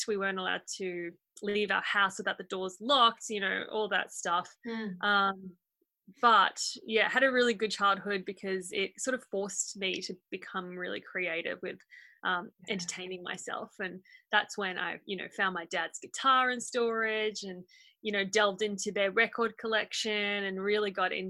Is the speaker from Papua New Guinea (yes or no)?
yes; Port Moresby, National Capital District, Papua New Guinea; Yeah, that's right. I grew up in Port Moresby. I was born there.